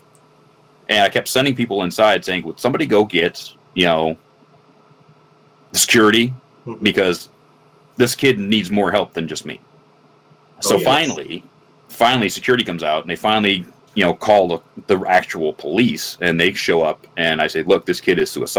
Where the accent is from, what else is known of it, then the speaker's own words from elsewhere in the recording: Michigan, United States; I grew up in the Midwest, you know, Michigan, and most in a very small rural town